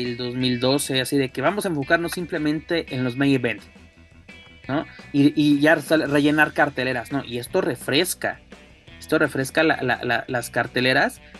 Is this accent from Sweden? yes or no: no; Mexico; De que este, pues somos los mexicanos y pues qué onda, ¿no?